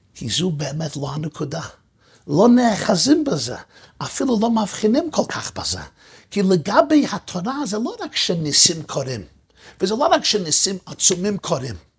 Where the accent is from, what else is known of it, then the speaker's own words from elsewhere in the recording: New York City, New York, United States; בשכונה שבה גדלתי, בברוקלין